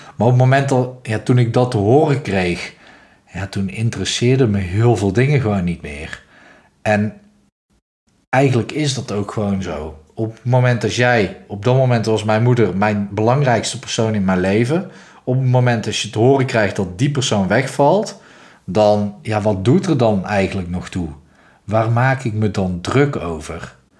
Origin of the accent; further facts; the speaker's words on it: North Brabant, Netherlands; zoals je hoort, ik kom uit Brabant